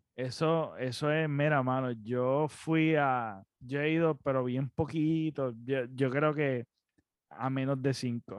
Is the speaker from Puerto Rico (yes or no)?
yes; Puerto Rico; nosotros nacimos en Puerto Rico